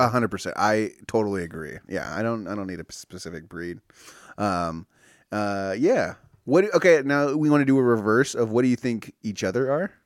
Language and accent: English; California, United States; I grew up here in California